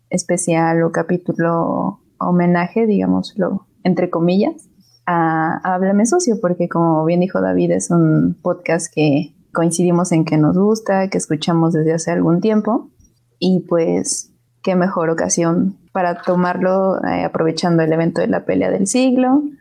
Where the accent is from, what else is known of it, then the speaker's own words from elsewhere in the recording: Mexico; de México.